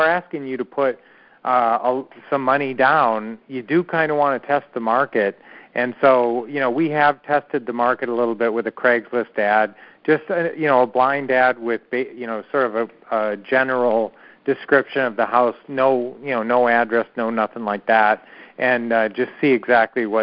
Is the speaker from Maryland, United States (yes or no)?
no; Minnesota, United States; we grew up in Minnesota